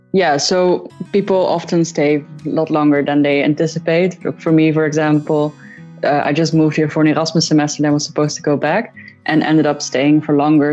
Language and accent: English; Netherlands; moved away as an adult; now in Vienna, Austria; I'm originally from the Netherlands.